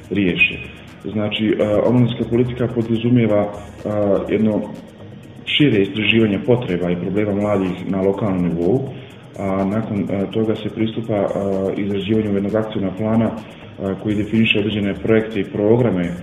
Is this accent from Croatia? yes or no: no; Prijedor, Republika Srpska, Bosnia & Herzegovina; kod nas u Prijedoru ili Bosni i Hercegovini